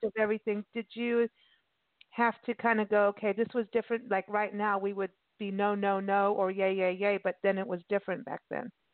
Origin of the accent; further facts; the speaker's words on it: Arizona, United States; we come from Arizona